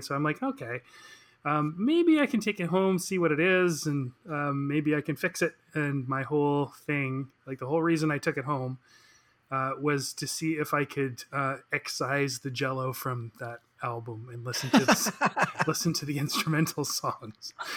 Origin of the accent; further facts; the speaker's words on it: Victoria, British Columbia, Canada; moved away as an adult; now in Vancouver, Canada; I am from Victoria, British Columbia, and uh, moved to Vancouver about uh, 20 years ago